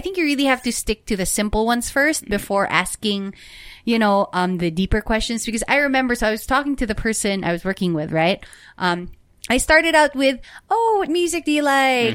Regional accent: Philippines; our culture as Filipino people.

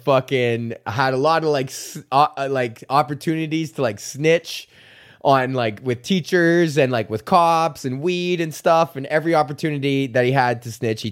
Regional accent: Edmonton, Alberta, Canada; I lived in a neighborhood called Highlands, which is the neighborhood next to Beverly

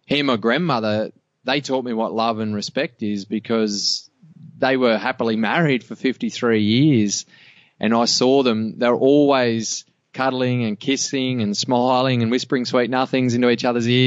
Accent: Cobar, New South Wales, Australia; I grew up in Cobar

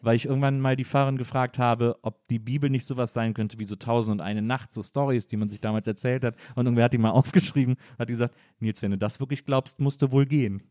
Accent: Wesseling, North Rhine-Westphalia, Germany; ich komme aus Wesseling zwischen Köln und Bonn

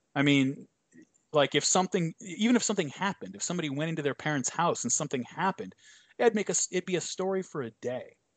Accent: United States; I'm an American

